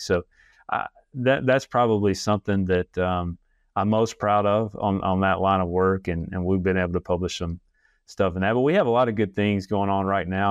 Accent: Alabama, United States; moved away as an adult; also born or lived in Illinois / Arkansas; I'm actually an Alabama native, uh, just moved back to Alabama after being gone about, uh, ten years.

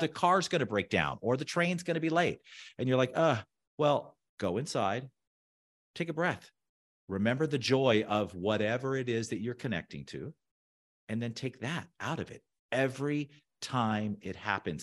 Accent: Orange County, Southern California, United States; moved away; also born or lived in South Beach, Miami; I grew up in Southern California in the O C.

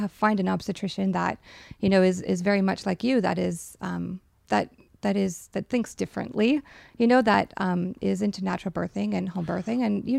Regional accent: Minnesota, United States; And I'm from Minnesota just like you, and my whole family is back in Minnesota

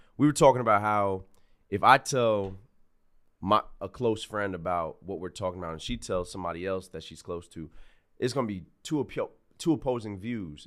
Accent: Greenburgh, New York, United States; I'm a kid from Greenberg

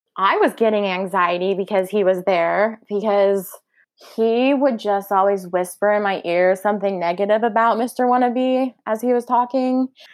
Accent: Oklahoma, United States; we're from Oklahoma

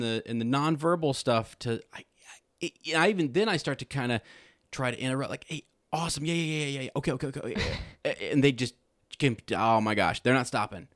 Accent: United States; I'm an American

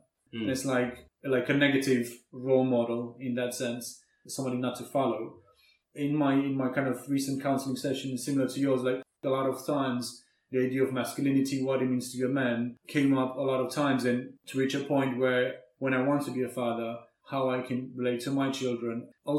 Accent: Romania; moved away; Strange enough that me growing up in Romania, my story is not very dissimilar to yours.

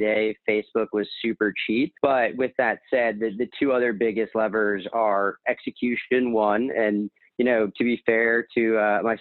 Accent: New England, United States; moved away as an adult; also born or lived in Miami; now in New York, United States; growing up in New England

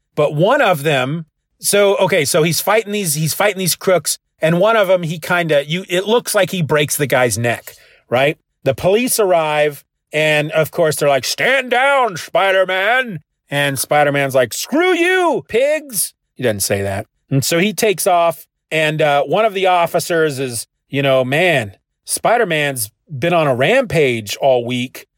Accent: Kansas, United States; I'm from Kansas

